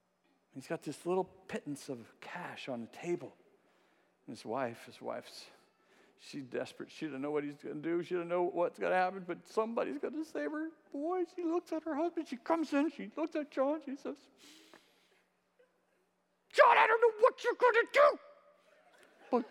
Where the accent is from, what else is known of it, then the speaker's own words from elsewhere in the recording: California, United States; I'm from California